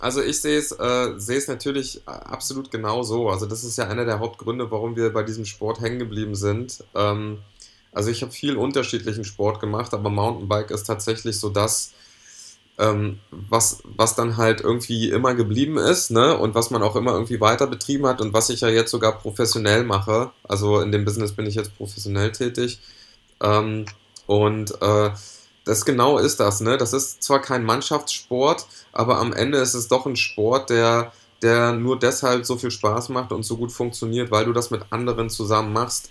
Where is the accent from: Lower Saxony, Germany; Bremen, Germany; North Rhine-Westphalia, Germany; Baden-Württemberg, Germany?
Lower Saxony, Germany; Lüneburg Heath; ich bin ähm, in der Lüneburger Heide groß geworden